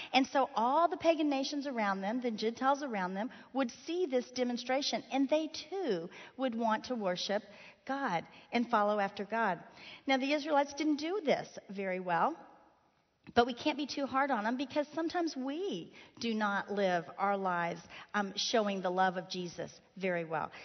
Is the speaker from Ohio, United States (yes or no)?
no; Miami, Florida, United States; moved away; Miami, Florida, my hometown